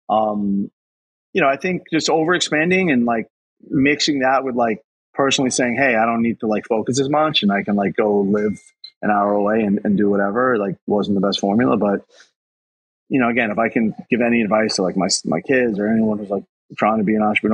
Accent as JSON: {"language": "English", "town": "New York City", "region": "New York", "country": "United States", "tie": "born or raised there", "also_born_or_lived": "Bronxville", "said": "my house I grew up with in Queens"}